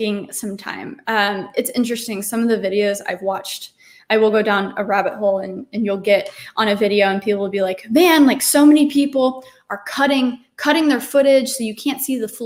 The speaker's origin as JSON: {"language": "English", "town": "Dallas", "region": "Texas", "country": "United States", "tie": "born or raised there", "also_born_or_lived": "New York City", "moved": "as an adult", "said": "I'm born and raised in Dallas, Texas. So I spent the first 20 years of my life here where we are now, in Dallas."}